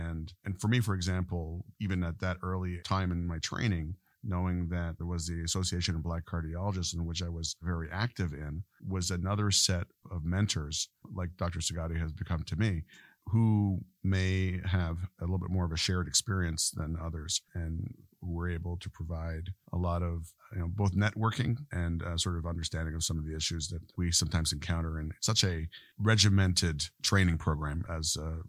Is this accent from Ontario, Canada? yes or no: no; Quebec, Canada; born there; There definitely were. I was born in Quebec, Canada, and a fairly homogeneous population there.